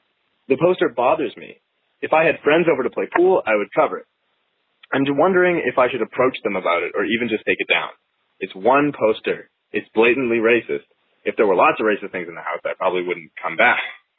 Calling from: Vancouver, British Columbia, Canada; I'm calling from Vancouver.

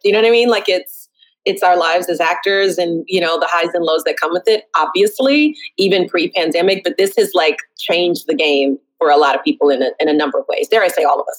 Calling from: Brooklyn, New York, United States

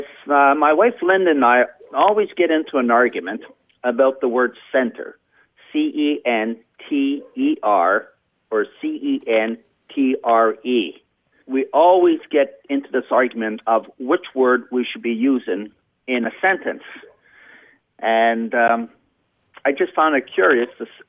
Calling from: Brighton, Ontario, Canada; I'm calling from Brighton, Ontario, Canada.

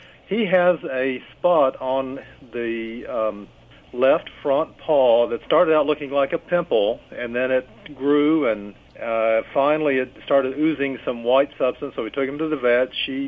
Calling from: Kentucky, United States; Calling from Kentucky.

